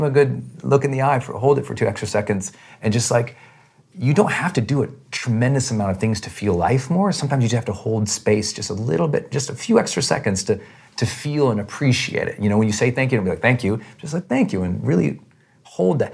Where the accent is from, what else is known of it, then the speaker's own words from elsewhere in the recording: Montana, United States; I'm from Montana. We're outdoor people